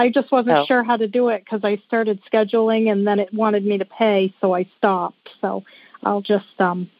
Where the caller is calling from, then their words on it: Wiscasset, Maine, United States; We are calling from Wiscasset, Maine.